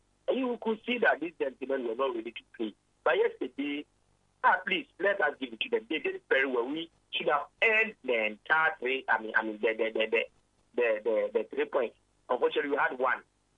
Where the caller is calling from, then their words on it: Takoradi, Western Region, Ghana; I'm calling from Takrati.